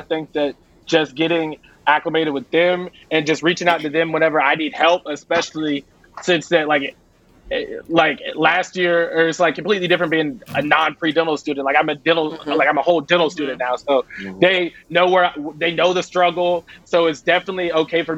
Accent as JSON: {"language": "English", "town": "Chapel Hill", "region": "North Carolina", "country": "United States", "moved": "yes", "said": "I'm from Chapel Hill"}